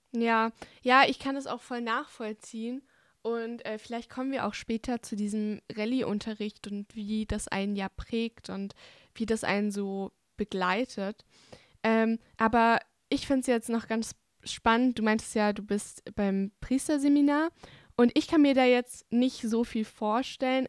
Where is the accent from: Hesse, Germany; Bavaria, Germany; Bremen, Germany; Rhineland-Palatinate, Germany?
Bavaria, Germany; ich komme ja aus Bayern und meine Familie kommt aus Ungarn